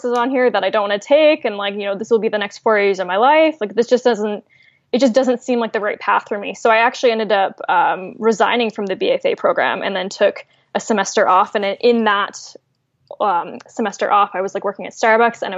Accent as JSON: {"language": "English", "area": "Fraser Valley", "region": "British Columbia", "country": "Canada", "tie": "born or raised there", "lives_now": "Vancouver, Canada", "said": "I'm currently doing freelance work based out of Vancouver, but I'm originally from the Fraser Valley, born and raised"}